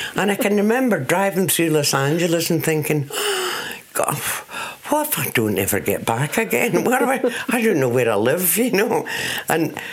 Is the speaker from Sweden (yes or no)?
no; Scotland, United Kingdom; I'm a jazz singer from Scotland